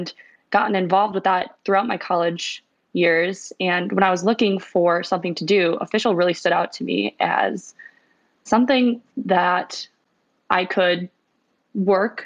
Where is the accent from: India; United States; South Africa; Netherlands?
United States; Milwaukee, Wisconsin; moved away as an adult; also born or lived in Cincinnati; I'm originally from Wisconsin. I grew up in the Milwaukee suburbs